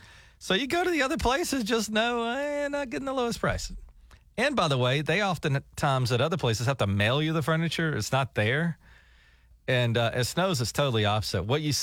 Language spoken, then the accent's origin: English; Georgia, United States; I listen to Tig and Daniel every morning. I'm from Georgia.